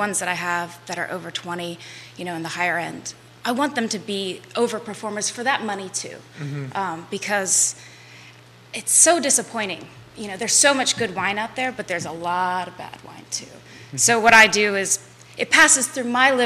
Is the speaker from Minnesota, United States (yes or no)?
no; Charlottesville, Virginia, United States; I'm from Charlottesville